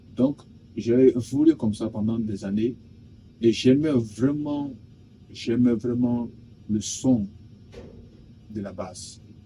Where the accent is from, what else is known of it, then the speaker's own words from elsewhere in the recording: Guinea; Je suis guinéen de nationalité